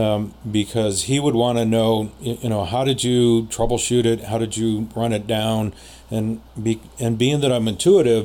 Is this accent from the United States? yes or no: yes; San Jose, California, United States; also born or lived in Los Angeles; the house that I grew up in San Jose